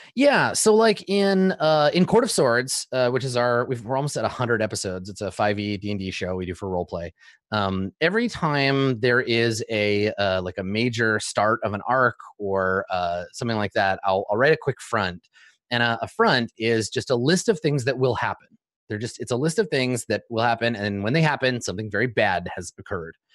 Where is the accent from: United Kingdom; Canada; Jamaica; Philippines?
Canada; I grew up in Canada